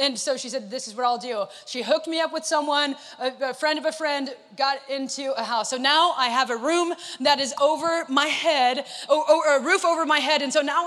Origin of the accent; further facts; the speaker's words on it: Northern California, United States; moved away as an adult; now in Southern California, United States; I'm from Northern California. I do not have an accent